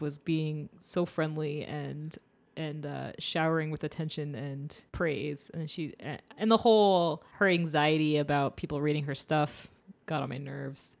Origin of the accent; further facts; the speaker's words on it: Maine, United States; I'm from Maine, so it's very cold and dark